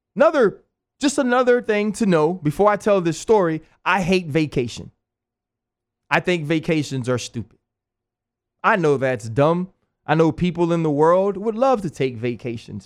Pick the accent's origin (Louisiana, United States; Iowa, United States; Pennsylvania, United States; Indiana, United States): Louisiana, United States; New Orleans; moved away; also born or lived in Pittsburgh; I'm from New Orleans